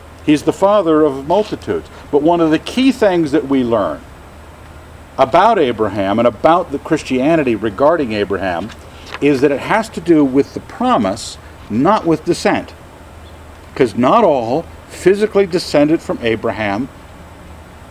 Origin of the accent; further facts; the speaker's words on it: Scotland, United Kingdom; I'm a Scot